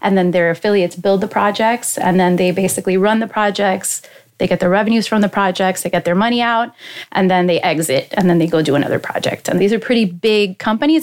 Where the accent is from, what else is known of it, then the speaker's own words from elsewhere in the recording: Miami, Florida, United States; also born or lived in Hialeah, Florida / Massachusetts; I was born in Miami, and my parents lived in Hialeah at the mm-hmm. time. And then I moved to Westchester, so close to FIU. So I grew up close to FIU